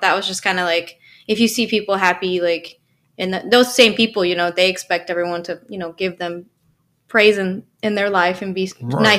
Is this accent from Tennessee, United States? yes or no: no; Michigan, United States; also born or lived in Colorado / Minneapolis / Kentucky; now in Franklin, United States; I grew up in Michigan, and then I lived in Colorado for 10 years here.